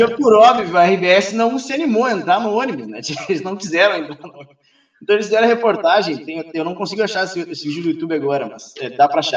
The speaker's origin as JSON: {"language": "Portuguese", "town": "Pelotas", "region": "Rio Grande do Sul", "country": "Brazil", "tie": "born or raised there", "also_born_or_lived": "Cascavel", "said": "Eu não sou de Pelotas, nasci em Cascavel, meus pais são daqui, mas eu vim para cá com três anos de idade, então sou um pelotense centralizado, praticamente"}